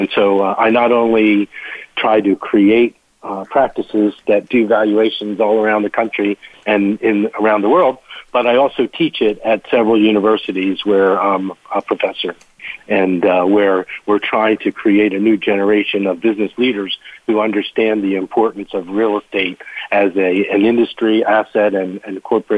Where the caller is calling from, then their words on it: Washington, District of Columbia, United States; I am in Washington, D.C., and I head up our Colliers Internati